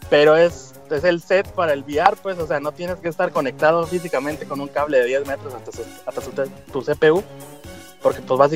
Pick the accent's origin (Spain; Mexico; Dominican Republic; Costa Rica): Mexico; Somos de México.